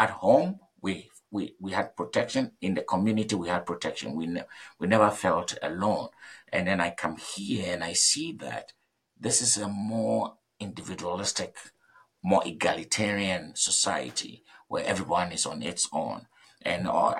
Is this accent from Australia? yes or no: no; Ghana; moved away as an adult; I'm coming from Ghana, and I know how our society works.